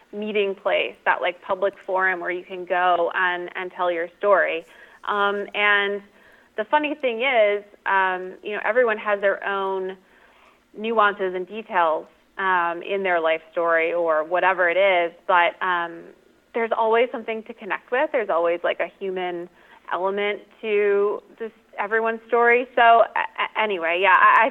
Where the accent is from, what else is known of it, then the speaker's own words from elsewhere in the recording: Midwest, United States; now in Southern California, United States; I'm in Southern California. I'm from the Midwest originally